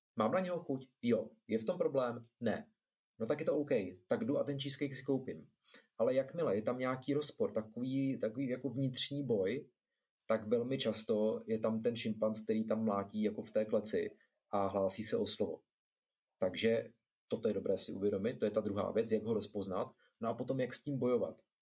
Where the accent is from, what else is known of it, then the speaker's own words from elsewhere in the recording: Zlín, Zlín Region, Czechia; já jsem ze Zlína